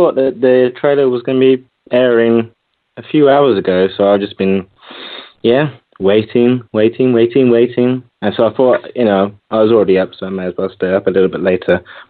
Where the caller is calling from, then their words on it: London, United Kingdom; from London.